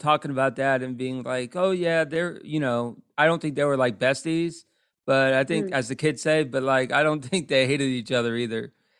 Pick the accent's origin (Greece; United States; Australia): United States; Orlando, Florida; also born or lived in Pensacola, Florida; I'm from the, well, I grew up in Orlando, but right now I'm in the Panhandle right by Pensacola.